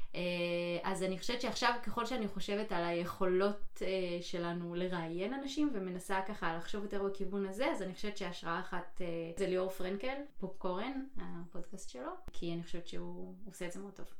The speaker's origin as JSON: {"language": "Hebrew", "country": "Israel", "tie": "born or raised there", "moved": "yes", "lives_now": "United States", "said": "אני במדינה אחרת עכשיו, לא במדינה כן. שאני גדלתי בה"}